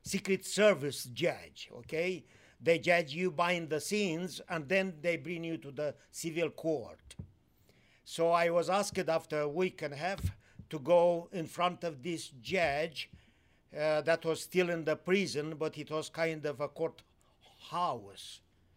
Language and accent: English; Moldova, Moldavia, Romania; moved away as an adult; also born or lived in Timișoara, Romania / Austria; I was born in Romania, lived in Romania under the communist times